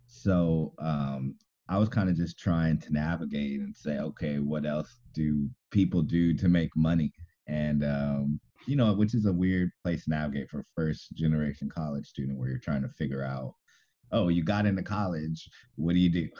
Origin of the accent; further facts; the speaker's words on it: Moreno Valley, California, United States; I'm from Moreno Valley, and that's about you know 50 miles um, east